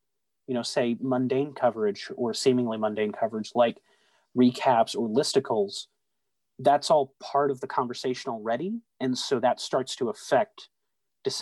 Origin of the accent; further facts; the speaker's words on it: Southeast Texas, United States; growing up in Southeast Texas